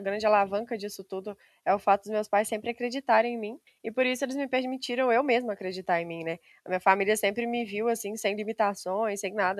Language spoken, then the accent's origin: Portuguese; Simonésia, Minas Gerais, Brazil; accent: mineiro; eu moro no interior de Minas Gerais, bem no interiorzinho mesmo, uma cidadezinha chamada Simonésia